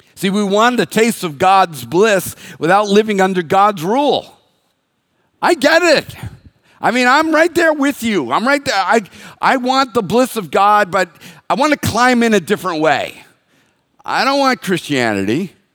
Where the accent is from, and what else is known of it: United States